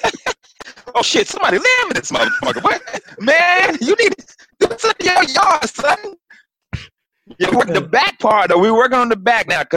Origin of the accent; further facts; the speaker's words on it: North Carolina, United States; moved away as an adult; now in West Coast, United States; I'm from North Carolina